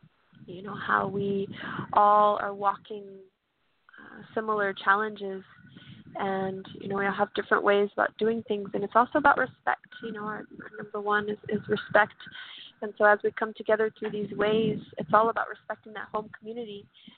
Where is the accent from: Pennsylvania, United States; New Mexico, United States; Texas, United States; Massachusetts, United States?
Texas, United States; San Antonio; I'm Kickapoo and Carrizo Come Crudo from Texas, and I'm born and raised in San Antonio